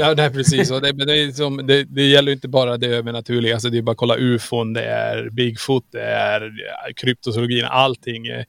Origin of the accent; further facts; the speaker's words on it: Kiruna, Norrbotten County, Sweden; vi är ju från Kiruna. Vi är uppvuxen